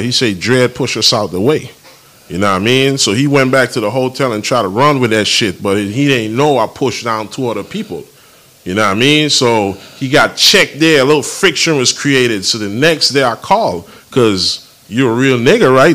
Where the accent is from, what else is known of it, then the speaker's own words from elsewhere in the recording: U.S. Virgin Islands; I'm from St. Thomas.